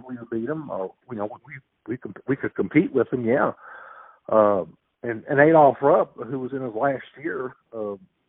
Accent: Jeffersonville, Indiana, United States; growing up in Indiana

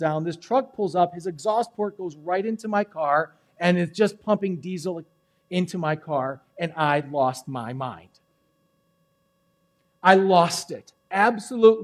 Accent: Milwaukee, Wisconsin, United States; also born or lived in Racine, United States / Germantown, United States; I grew up in Milwaukee

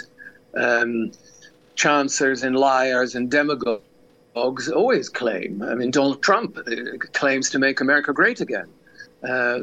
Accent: Netherlands; I grew up in the shadow of the war. And in a country that had been occupied

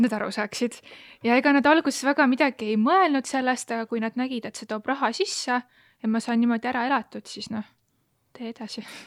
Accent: Elva, Tartu County, Estonia; mina olen Elvast

